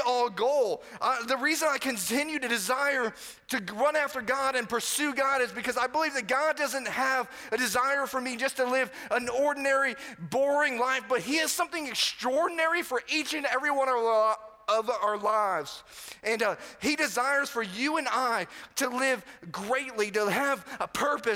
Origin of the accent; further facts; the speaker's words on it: Florida, United States; moved away; I pretty much grew up on the other coast of Florida